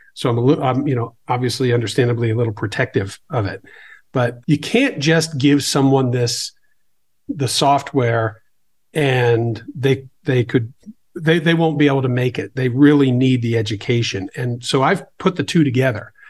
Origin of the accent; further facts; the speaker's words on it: Boston, Massachusetts, United States; I grew up in the Boston area